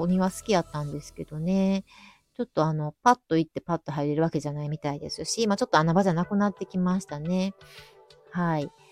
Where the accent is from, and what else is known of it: Kyoto, Japan; accent: Kansai